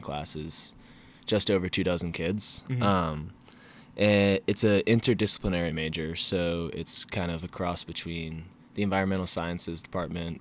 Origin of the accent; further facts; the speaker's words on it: Falmouth, Maine, United States; moved away as an adult; now in Charlottesville, United States; I'm from Falmouth, Maine